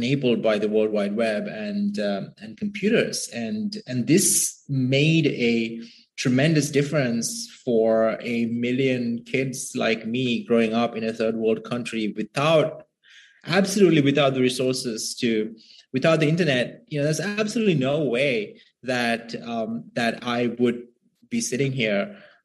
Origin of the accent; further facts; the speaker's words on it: Sri Lanka; moved away as an adult; now in United States; I grew up in Sri Lanka, and my parents are lower middle class folks.